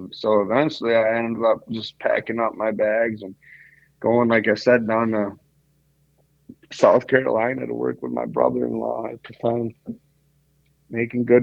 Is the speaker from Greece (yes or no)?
yes; Greece; now in United States; That's just I'm Greek. I'm from Greece and we're Roman Catholic